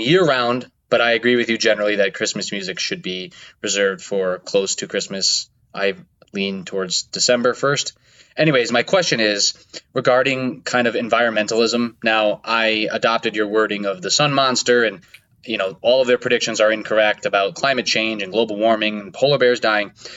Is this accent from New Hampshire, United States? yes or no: no; Connecticut, United States; I am an Italian from Connecticut